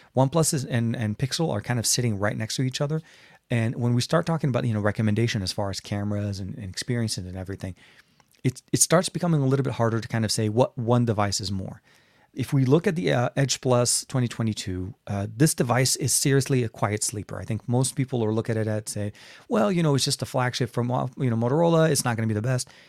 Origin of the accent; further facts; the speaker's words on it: Lebanon; now in United States; Lebanon, my home country